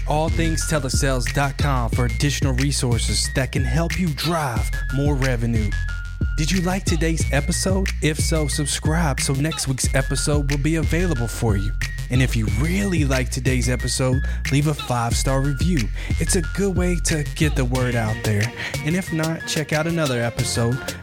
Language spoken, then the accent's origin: English; Kentucky, United States; moved away as an adult; now in California, United States; I'm originally from Kentucky. We had those back in my tri-state area.